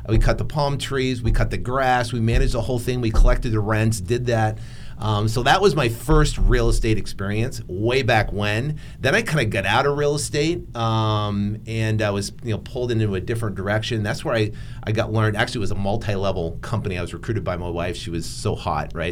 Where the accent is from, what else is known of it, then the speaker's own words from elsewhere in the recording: New England, United States; born and raised in New England.